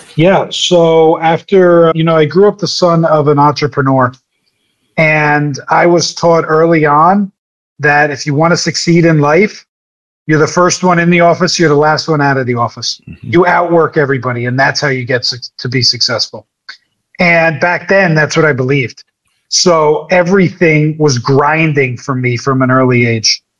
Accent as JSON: {"language": "English", "region": "New Jersey", "country": "United States", "said": "I'm from Jersey. I'm a Jersey guy"}